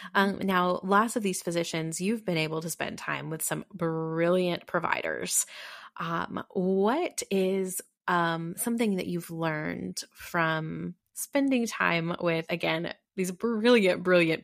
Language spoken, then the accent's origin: English; Texas, United States; now in Kentucky, United States; I mean, I'm not originally from Kentucky. I moved here in 2008. I'm Texas, and lived in a couple of other states.